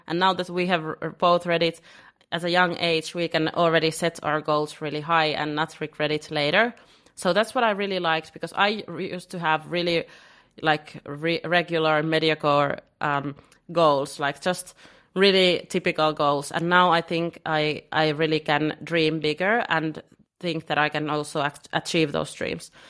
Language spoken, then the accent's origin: English; Finland; now in Lisbon, Portugal; I'm originally from Finland, and living in Lisbon.